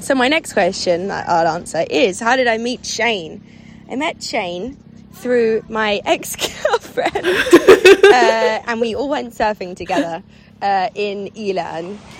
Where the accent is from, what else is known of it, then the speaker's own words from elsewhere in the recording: London, United Kingdom; I come from London, England